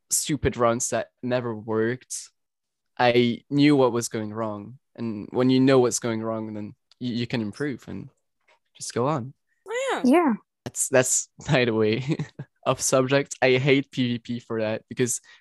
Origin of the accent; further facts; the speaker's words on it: Belgium; English is a second language; I'm from Belgium and talk French